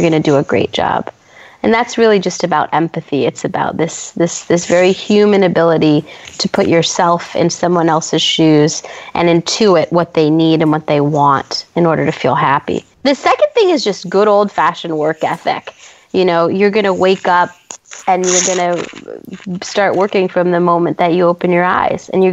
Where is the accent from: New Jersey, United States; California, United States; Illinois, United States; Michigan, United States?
California, United States; San Francisco; moved away as an adult; also born or lived in New York; I'm from San Francisco. I'm born and raised here